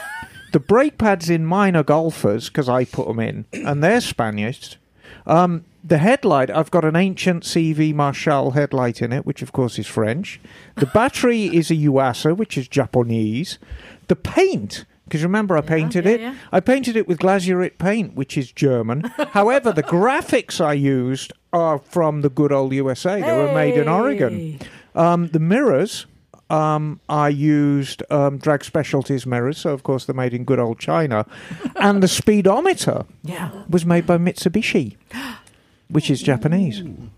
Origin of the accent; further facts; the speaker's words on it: England, United Kingdom; As British as I am, darling.